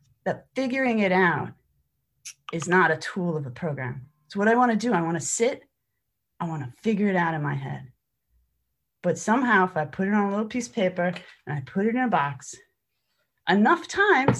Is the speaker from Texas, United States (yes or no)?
no; New York, United States; I come from New York